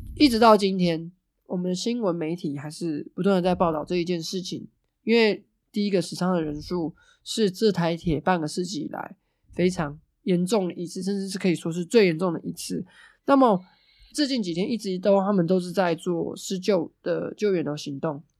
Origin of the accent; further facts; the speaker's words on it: Hualien County, Taiwan; 总是告诉我们中央，中央不理我们，所以我们花莲人要去反抗